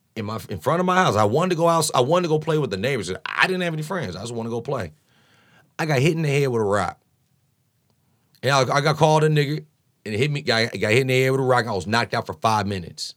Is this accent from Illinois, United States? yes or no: yes; Champaign, Illinois, United States; moved away as an adult; now in Chicago, United States; Growing up in Champaign